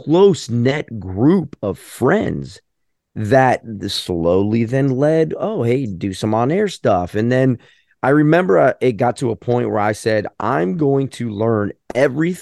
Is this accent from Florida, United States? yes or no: yes; St. Petersburg, Florida, United States; growing up in St. Pete